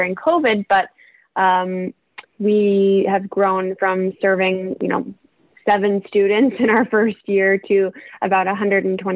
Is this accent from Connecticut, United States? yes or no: yes; Connecticut, United States; moved away; also born or lived in Rochester; From Connecticut, and then, yeah, my family's in the Boston area as well